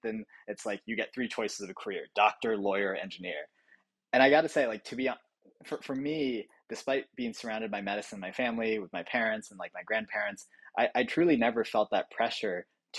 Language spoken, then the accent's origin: English; Boston, Massachusetts, United States; born there; then came to the US to get his PhD, and my mom came with shortly thereafter. And so that's where I was born in Boston.